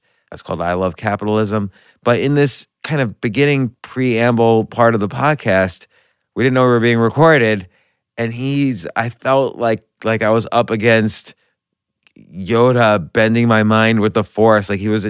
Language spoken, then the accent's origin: English; North Brunswick, New Jersey, United States; also born or lived in New York; I was born in New York, but grew up in New Jersey.